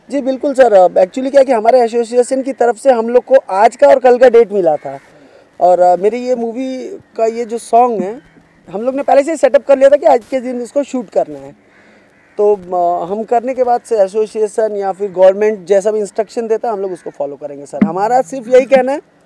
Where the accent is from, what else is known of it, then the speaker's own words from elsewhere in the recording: Deoria, Uttar Pradesh, India; now in Mumbai, India; मैं basically Uttar Pradesh Deoria district का हूँ वन इन मुंबई हूँ